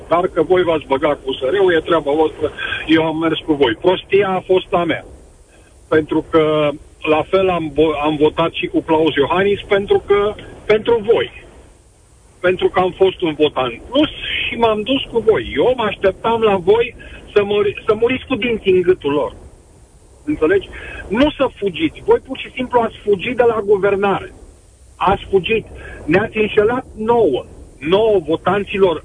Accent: Brașov, Brașov County, Romania; sunt din Brașov

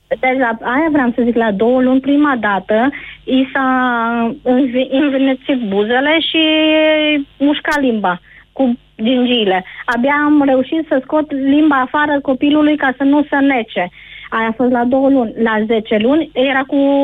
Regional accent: Deva, Hunedoara County, Romania; sunt din Deva

